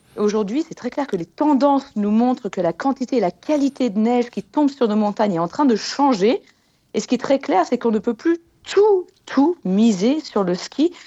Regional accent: Annecy, Auvergne-Rhône-Alpes, France; je viens d'Annecy en Haute-Savoie

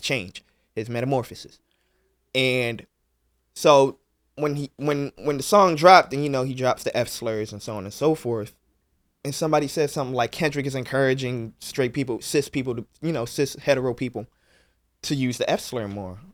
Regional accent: Philadelphia, Pennsylvania, United States; me growing up in North Philly

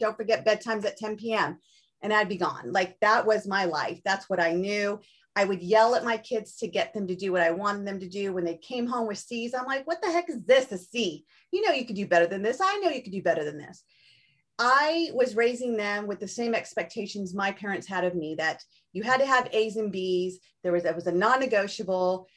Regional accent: Orange County, Southern California, United States; I grew up in Southern California too, in Orange County

